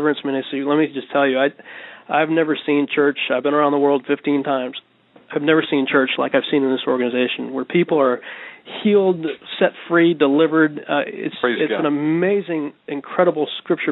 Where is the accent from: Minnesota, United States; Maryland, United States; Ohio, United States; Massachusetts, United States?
Massachusetts, United States; the Berkshires; moved away; also born or lived in Dallas-Fort Worth, Texas; I grew up in the Berkshires with mountains and everything.